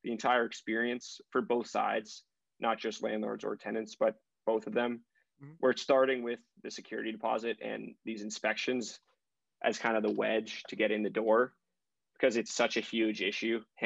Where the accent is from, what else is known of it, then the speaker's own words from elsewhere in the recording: Brookline, Massachusetts, United States; I'm from Brookline, so I grew up in the Boston area